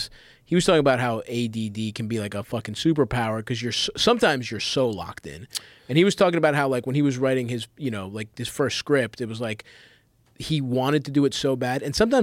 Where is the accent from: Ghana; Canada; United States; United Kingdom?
United States; Baltimore, Maryland; I grew up in Baltimore, grew up in Greektown.